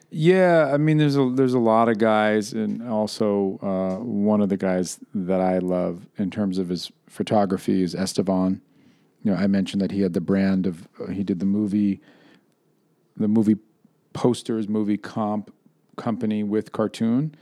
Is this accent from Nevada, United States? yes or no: no; New York, United States; moved away; I prefer to be still discussed as a New Yorker.